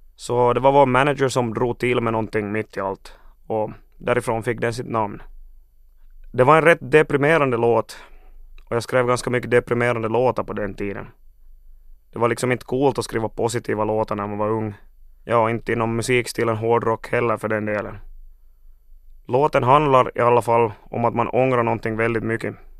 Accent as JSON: {"language": "Swedish", "country": "Finland", "said": "vi har läroplikt i Finland och inte skolplikt"}